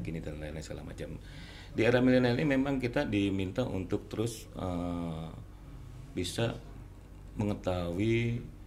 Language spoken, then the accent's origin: Indonesian; Jakarta, Indonesia; moved away as an adult; now in Batam, Indonesia; asli dari Jakarta. Tahun 94 saya ke Batam